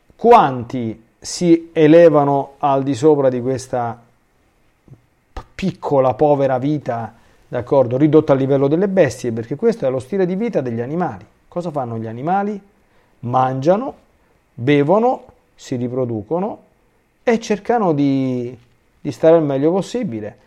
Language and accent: Italian; Rome, Lazio, Italy